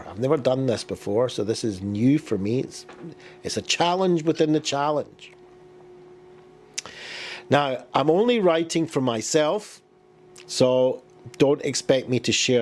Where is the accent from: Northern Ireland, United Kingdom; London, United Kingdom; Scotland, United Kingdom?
Scotland, United Kingdom; Glasgow; I was born in Glasgow, I grew up, I was bullied as a child